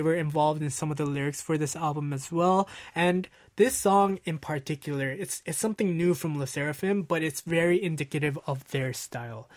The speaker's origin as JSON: {"language": "English", "town": "Los Angeles", "region": "California", "country": "United States", "tie": "born or raised there", "said": "L A, which is my hometown"}